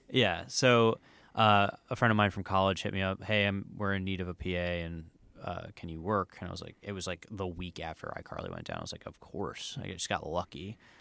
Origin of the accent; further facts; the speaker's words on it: New Jersey, United States; moved away as an adult; also born or lived in Miami, Florida; now in Los Angeles, United States; I'm from New Jersey